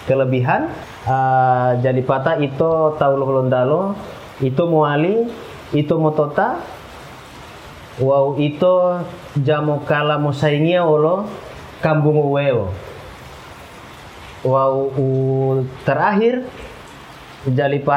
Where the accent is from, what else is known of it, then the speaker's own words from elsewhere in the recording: Gorontalo, Indonesia; bagaimana jati diri kita sebagai orang Gorontalo hari ini Gorontalo itu minat literasinya masih rendah